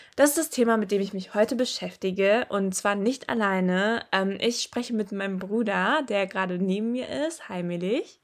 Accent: Bottrop, North Rhine-Westphalia, Germany; moved away as an adult; also born or lived in Frankfurt / Paris; ich komme aus dem Ruhrgebiet

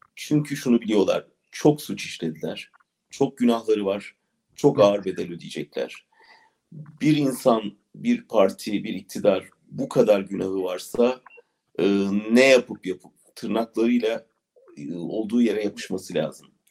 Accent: Ankara, Turkey; ben de doğrusu bir Ankaralı olarak

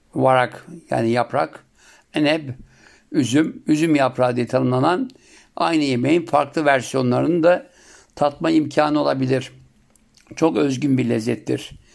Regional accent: Siirt Province, Turkey; bizim Siirt'te yapılanı en çok etli olurdu

